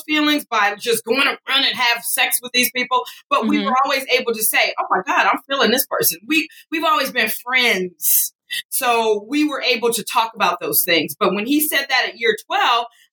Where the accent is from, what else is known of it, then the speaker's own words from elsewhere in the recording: Detroit, Michigan, United States; I'm not from anywhere weird or nothing. I'm from the straight up D.